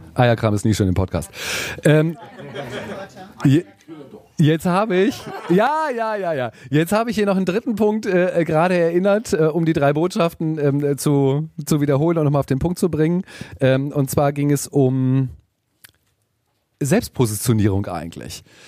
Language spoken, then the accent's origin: German; Hamburg, Germany; ich komme aus Hamburg